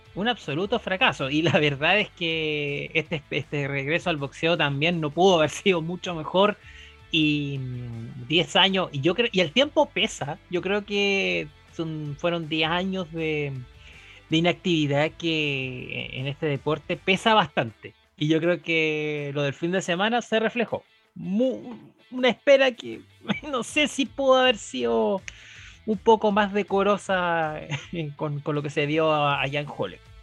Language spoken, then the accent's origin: Spanish; Chile; nuestro país